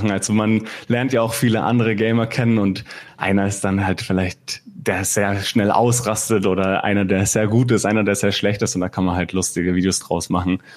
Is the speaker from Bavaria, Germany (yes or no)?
yes; Bavaria, Germany; Ah, ich wohne momentan in Fürth, also ich komme aus Mittelfranken und eigentlich schon immer hier in Bayern gelebt oder in Mittelfranken groß geworden.